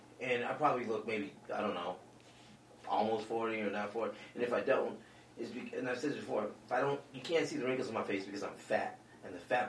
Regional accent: Lubbock, Texas, United States; No, I'm just from Lubbock, Texas.

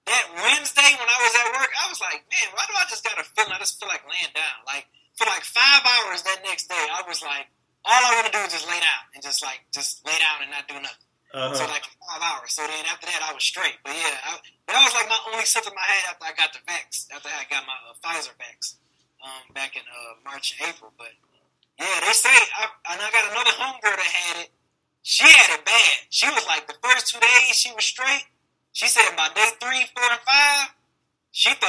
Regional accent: Detroit, Michigan, United States; Grew up, born and raised in the West Side

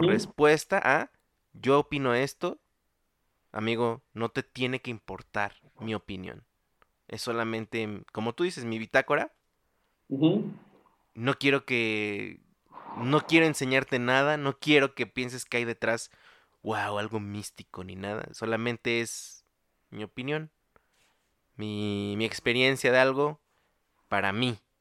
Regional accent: Mexico

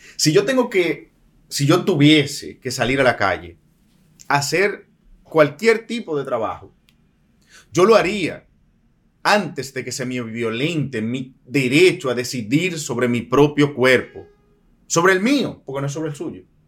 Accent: Dominican Republic; como un dominicano cualquiera

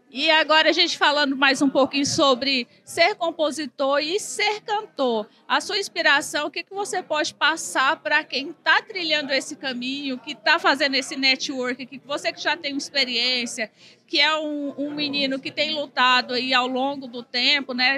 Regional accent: Tocantins, Brazil

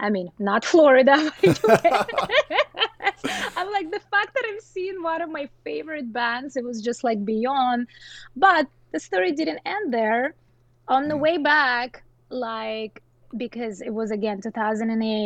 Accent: southern Russia, Russia; English is a second language; now in United States; I'm like 3 hour flight from Moscow, so it's like very south of Russia

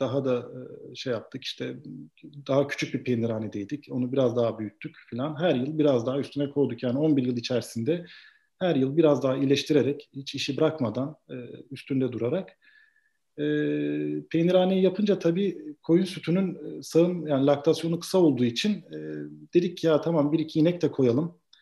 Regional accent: Edremit, Balıkesir, Turkey; also born or lived in Vienna, Austria; ilkokul, ortaokul, lise burada Edremit'te büyüdüm.

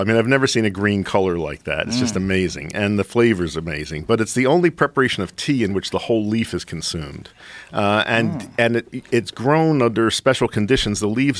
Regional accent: Philadelphia, Pennsylvania, United States; I grew up in Philadelphia.

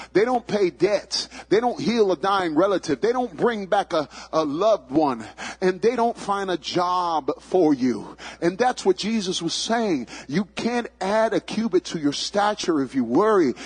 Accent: New York City, New York, United States; I grew up in the boogie down Bronx, Bronx, New York

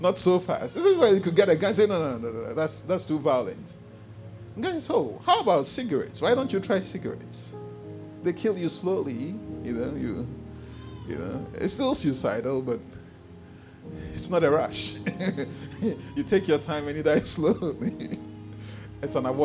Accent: Ghana; You know I'm Ghanaian.

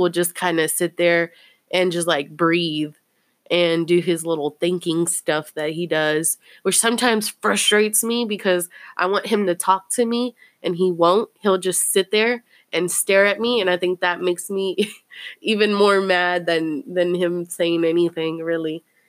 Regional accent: Fort Worth, Texas, United States; I'm from Poly.

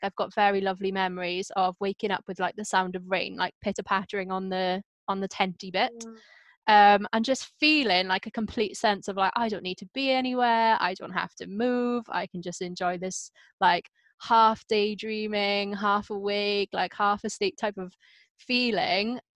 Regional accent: Wales, United Kingdom; growing up in Wales

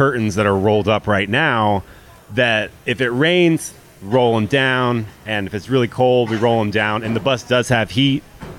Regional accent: Florida, United States; now in Pittsburgh, United States; So me not being from Pittsburgh, like... Okay, so I'm from Florida.

